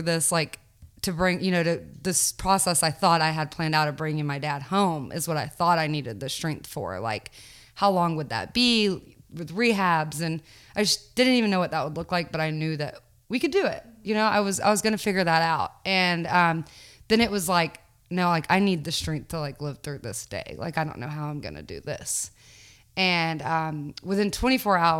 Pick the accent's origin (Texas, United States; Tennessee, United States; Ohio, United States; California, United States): Tennessee, United States; Knoxville; I grew up in Knoxville, Tennessee